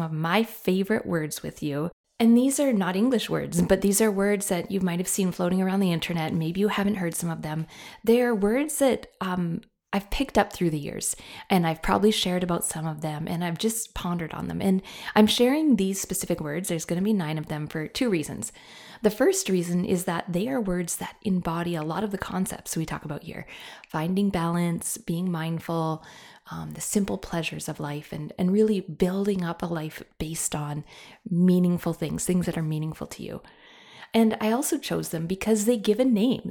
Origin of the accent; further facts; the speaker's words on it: Canada; I am a Canadian